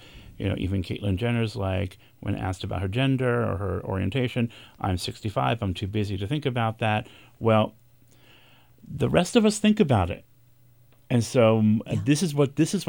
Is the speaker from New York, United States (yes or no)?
yes; New York City, New York, United States; I'm a ugly white boy from the Bronx